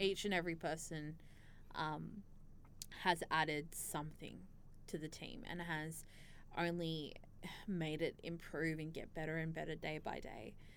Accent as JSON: {"language": "English", "country": "Australia", "tie": "born or raised there", "said": "an Australian born um, young Muslim"}